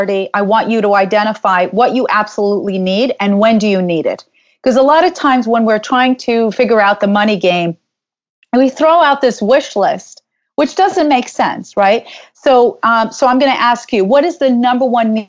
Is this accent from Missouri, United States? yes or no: no; New York, United States; I'm from New York